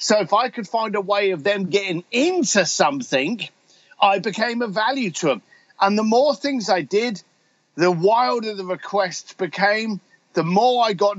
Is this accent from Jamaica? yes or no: no; London, United Kingdom; I'm a bricklayer from London, whiskey drinking biker